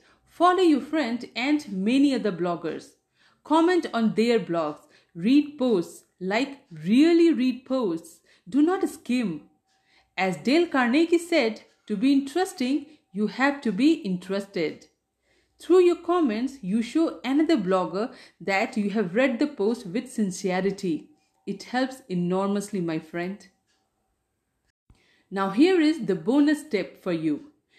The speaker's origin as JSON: {"language": "English", "country": "India", "first_language": "Hindi", "second_language": "English", "said": "I wanted to stay in touch with my mother tongue, which is Hindi. That's why I started a Hindi blog."}